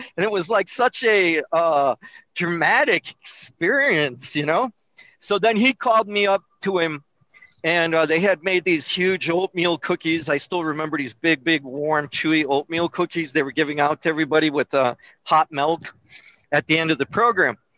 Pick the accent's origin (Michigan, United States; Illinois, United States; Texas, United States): Illinois, United States; Melrose Park; I was born in Melrose Park, which is a suburb of Chicago